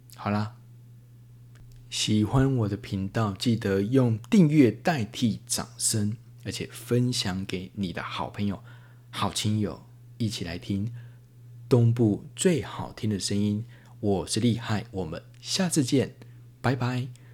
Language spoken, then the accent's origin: Chinese; Yilan County, Taiwan; 我们宜兰人